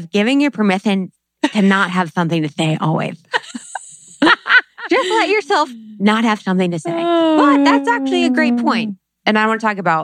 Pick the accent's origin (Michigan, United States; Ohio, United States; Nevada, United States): Ohio, United States; moved away; from Ohio.